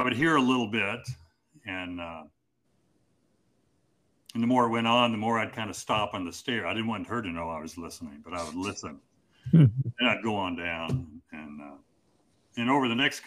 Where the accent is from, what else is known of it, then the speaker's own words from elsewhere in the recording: Kansas City, Missouri, United States; we moved back to Kansas City, where I'm from Missouri, kind of home base is Missouri